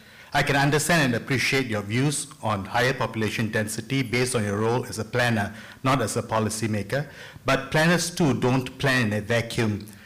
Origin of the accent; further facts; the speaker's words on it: Singapore; So are many Singaporeans, including me, right?